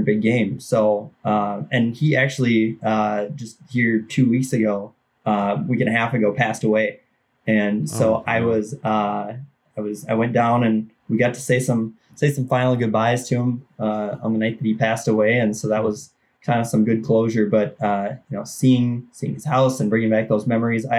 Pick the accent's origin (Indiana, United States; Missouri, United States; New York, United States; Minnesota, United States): Minnesota, United States; Mora; I grew up in East Central Minnesota, about an hour and a half north of the Twin Cities